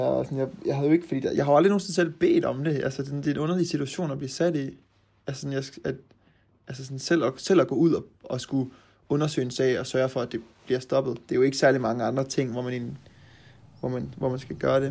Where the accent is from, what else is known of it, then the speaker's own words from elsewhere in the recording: Aarhus, Central Denmark Region, Denmark; moved away as an adult; now in Norway; nu kommer jeg jo fra Aarhus